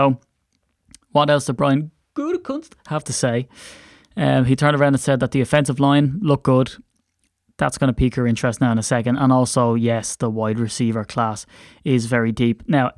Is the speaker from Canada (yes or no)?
no; Ireland; And as an Irishman, I have to watch my THs.